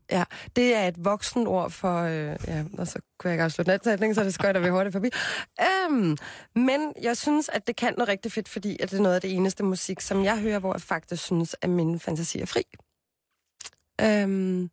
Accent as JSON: {"language": "Danish", "town": "Copenhagen", "region": "Capital Region of Denmark", "country": "Denmark", "tie": "born or raised there", "said": "jeg er fra Christianshavn. Født og opvokset"}